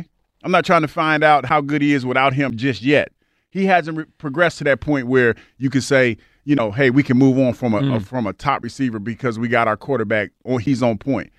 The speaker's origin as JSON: {"language": "English", "region": "Ohio", "country": "United States", "said": "I remember that because I'm from the Buckeye state."}